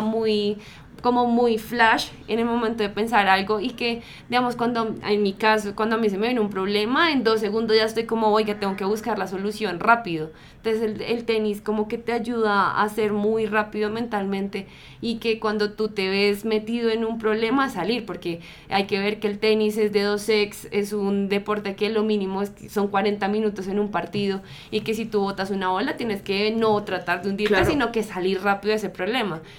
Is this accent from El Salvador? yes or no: no; Bogotá, Colombia; yo nací en Patio Bonito, que es una zona súper peligrosa de Bogotá.